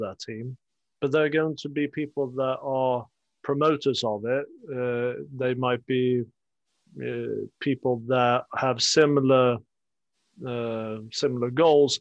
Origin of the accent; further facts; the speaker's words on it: Sweden; moved away; I come from Sweden, and we have a north-south divide as well. I'm from the south coast.